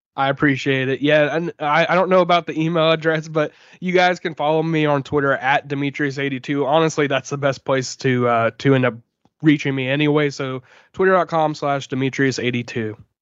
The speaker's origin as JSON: {"language": "English", "town": "Jacksonville", "region": "Florida", "country": "United States", "said": "I was from here, you know, I'm from Jacksonville"}